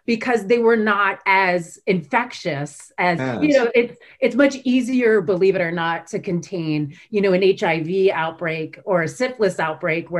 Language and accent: English; Baltimore, Maryland, United States; I grew up in Baltimore. Baltimore, Maryland.